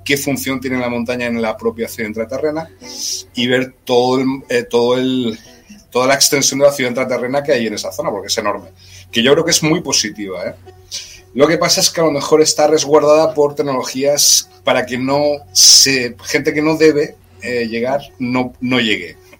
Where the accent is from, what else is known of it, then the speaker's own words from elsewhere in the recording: Granada, Andalusia, Spain; Granada, donde yo nací